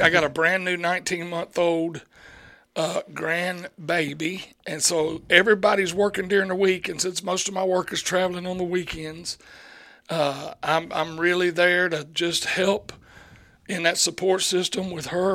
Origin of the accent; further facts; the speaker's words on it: Chattahoochee Valley, Deep South, United States; where I grew up. I think we grew up in the Deep South.